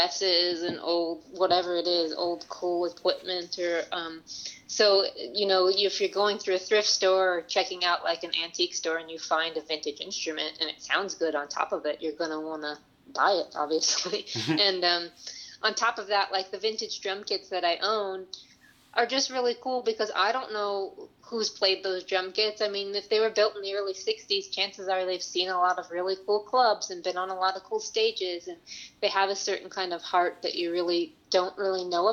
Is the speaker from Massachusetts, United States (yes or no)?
no; Chicago, Illinois, United States; moved away; I was born and raised in Chicago